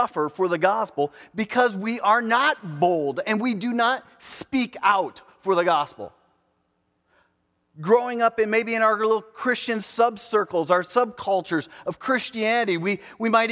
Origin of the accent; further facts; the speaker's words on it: United States; as an American